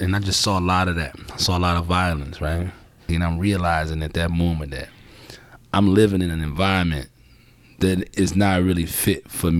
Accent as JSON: {"language": "English", "town": "Chicago", "region": "Illinois", "country": "United States", "tie": "born or raised there", "said": "I'm from Chicago, from the South Side."}